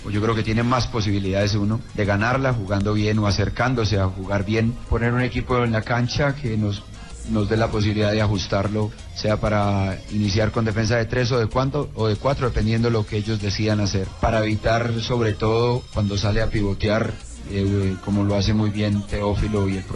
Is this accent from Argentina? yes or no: yes; Argentina; Ah, es el sueño, como argentino es el sueño de uno, poder jugar una final con, un equipo de allá y más todavía con River Plate.